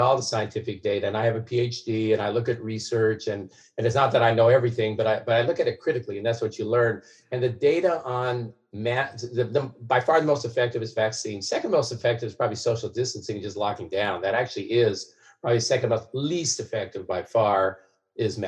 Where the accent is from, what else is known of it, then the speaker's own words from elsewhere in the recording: Salem, Oregon, United States; Selma, my hometown